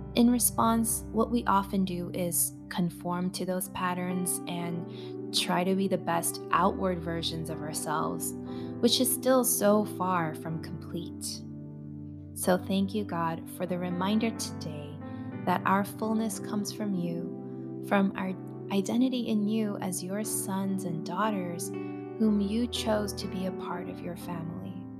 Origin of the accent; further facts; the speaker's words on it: United States; my identity as a second generation Asian American woman